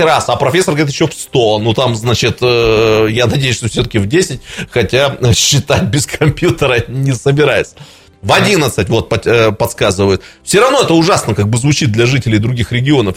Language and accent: Russian; Irkutsk, Irkutsk Oblast, Russia; как иркутянин